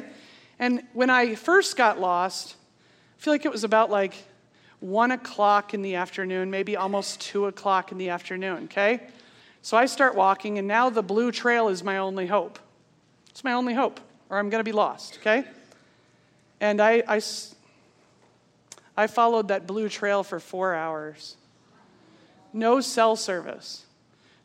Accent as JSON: {"language": "English", "region": "Pennsylvania", "country": "United States", "moved": "yes", "said": "I'm from Pennsylvania."}